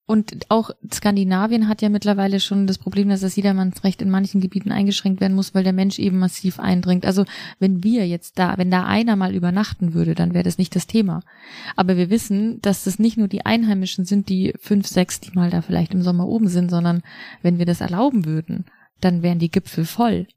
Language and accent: German; Loisach valley, district of Garmisch-Partenkirchen, Bavaria, Germany; ich bin halt in dem Landkreis aufgewachsen, nicht direkt im Ammertal, aber im Tal daneben, im Leusachtal